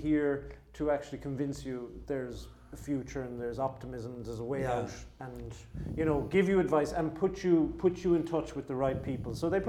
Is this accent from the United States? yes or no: no; Mitchelstown, Munster, Ireland; my hometown of Mitchelstown.